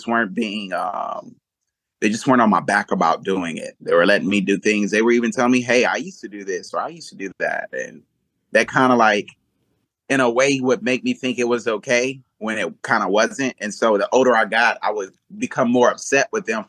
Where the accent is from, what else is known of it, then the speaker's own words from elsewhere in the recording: Los Angeles, California, United States; also born or lived in Georgia; where I grew up in South Central